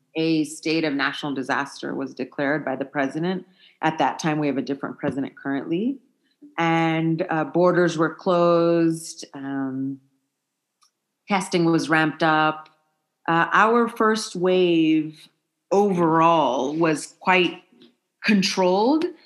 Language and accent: English; United States; moved away as an adult; now in Malawi; being an American woman